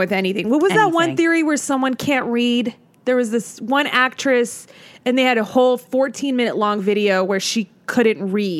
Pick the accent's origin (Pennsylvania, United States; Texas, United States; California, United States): California, United States; Montebello; also born or lived in Los Angeles; I was born in a little town called, not little, but Montebello.